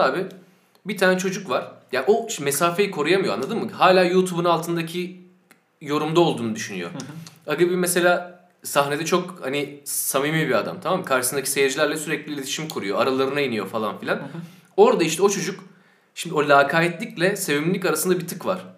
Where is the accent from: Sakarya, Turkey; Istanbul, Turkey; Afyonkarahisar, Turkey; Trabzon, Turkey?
Sakarya, Turkey; ben Sakarya'da doğup büyüdüm.